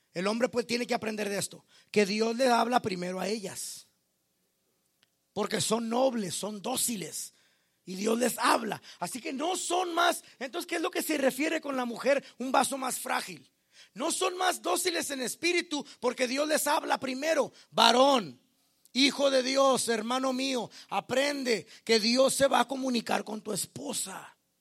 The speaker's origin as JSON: {"language": "Spanish", "country": "Mexico", "said": "Yo como mexicano"}